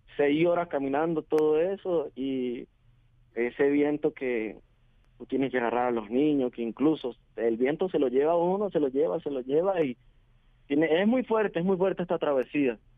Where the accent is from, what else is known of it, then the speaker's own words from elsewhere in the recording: Venezuela; moved away as an adult; decidí salir de mi país hace aproximadamente tres meses